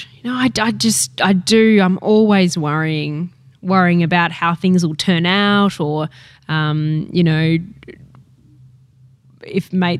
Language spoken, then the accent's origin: English; Tokyo, Japan; For me, because I grew up in Tokyo too, you know, like I'm used to that incredible pace